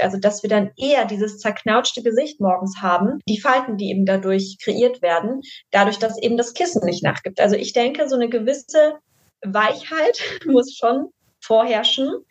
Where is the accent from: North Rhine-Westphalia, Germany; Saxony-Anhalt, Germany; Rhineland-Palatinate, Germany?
North Rhine-Westphalia, Germany; Düsseldorf; Und ich komme aus Düsseldorf